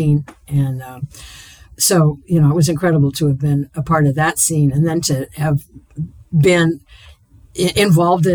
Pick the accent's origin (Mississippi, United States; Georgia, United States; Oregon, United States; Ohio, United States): Oregon, United States; Portland; I was born in Portland. I grew up here. To me, this is my hometown